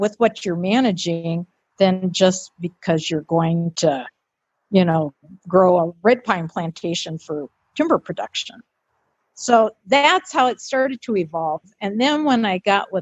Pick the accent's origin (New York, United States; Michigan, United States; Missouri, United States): Michigan, United States; Detroit; moved away as an adult; also born or lived in Grand Rapids, Minnesota; I was born and raised in Detroit.